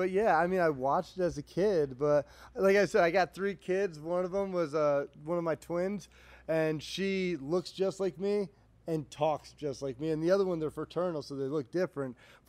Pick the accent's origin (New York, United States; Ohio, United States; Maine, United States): New York, United States; Saratoga Springs; moved away; also born or lived in Las Vegas, Nevada / Allentown, Pennsylvania; I'm upstate Saratoga